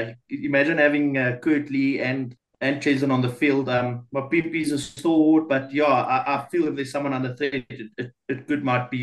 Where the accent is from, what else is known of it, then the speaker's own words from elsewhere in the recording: Johannesburg, Gauteng, South Africa; I'm from Johannesburg.